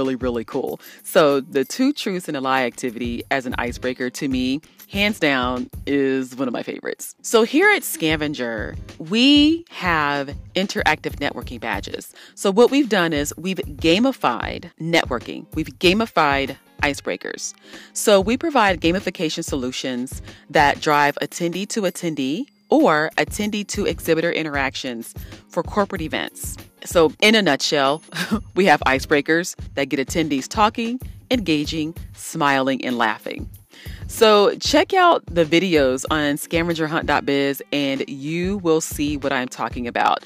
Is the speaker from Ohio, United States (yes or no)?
yes; Columbus, Ohio, United States; I'm from Columbus, Ohio.